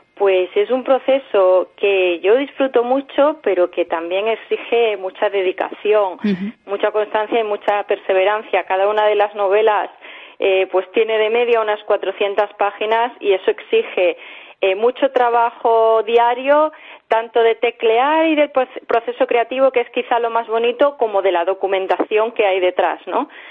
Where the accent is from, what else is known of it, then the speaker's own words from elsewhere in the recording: Villanueva de la Serena, Extremadura, Spain; moved away as an adult; also born or lived in Seville / Mérida; now in Madrid, Spain; Nací en Sevilla, pero me he criado en Villanueva la Serena